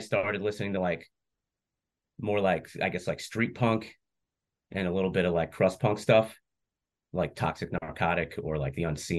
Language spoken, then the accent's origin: English; West Islip, New York, United States; I am. Yeah, I grew up in West Islip, which is a little town sandwiched in between Bayshore and Babylon.